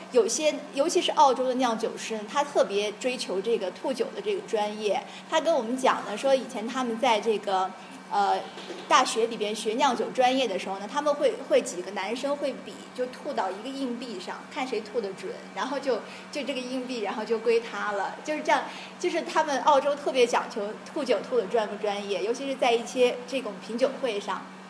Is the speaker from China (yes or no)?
yes; China; 我们中国人